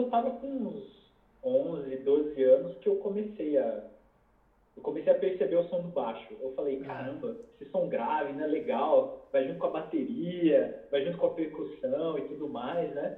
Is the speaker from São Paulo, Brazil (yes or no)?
yes; Campinas, São Paulo, Brazil; moved away as an adult; sou de Campinas